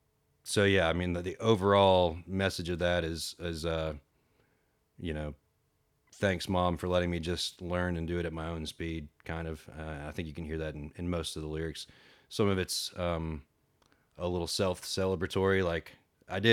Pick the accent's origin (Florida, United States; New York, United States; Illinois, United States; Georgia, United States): Georgia, United States; Marietta; growing up around the Marietta Square